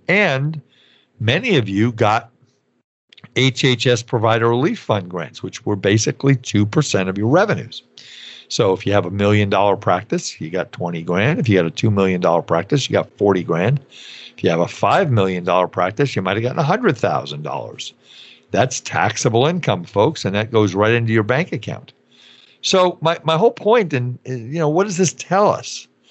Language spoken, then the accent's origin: English; New York, United States; growing up in New York